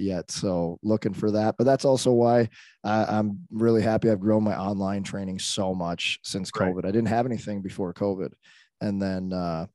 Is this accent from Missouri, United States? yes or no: yes; St. Louis, Missouri, United States; also born or lived in Arlington Heights, Illinois; I grew up in St. Louis